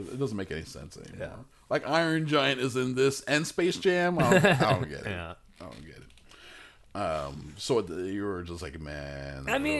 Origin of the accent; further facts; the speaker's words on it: Malaysia; also born or lived in United Kingdom; I'm Malaysia, but also I'm British.